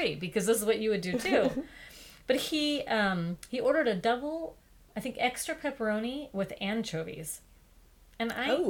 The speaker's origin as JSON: {"language": "English", "region": "South Dakota", "country": "United States", "said": "South Dakota, to my home state."}